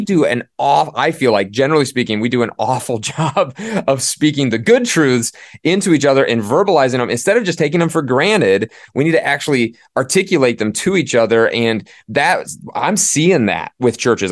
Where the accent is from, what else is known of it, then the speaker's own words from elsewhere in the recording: Midwest, United States; moved away as an adult; also born or lived in Northeast US; now in Northeast, United States; I didn't grow up in the Northeast. I grew up in the Midwest